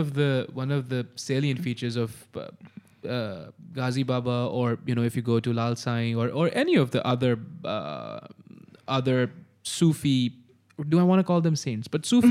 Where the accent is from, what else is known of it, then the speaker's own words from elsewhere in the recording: Hyderabad, Sindh, Pakistan; born there; So I was born in Hyderabad.